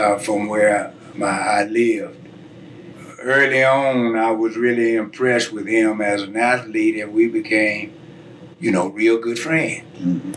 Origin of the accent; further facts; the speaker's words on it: Birmingham, Alabama, United States; now in Denver, United States; I was born in Birmingham, Alabama, in 1934, it was sort of in between, right outside of Birmingham in a little town called Vinesville.